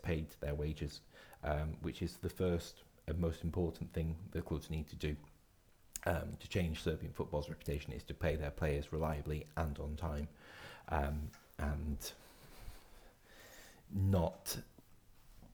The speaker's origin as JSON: {"language": "English", "region": "Scotland", "country": "United Kingdom", "said": "as a Scotsman"}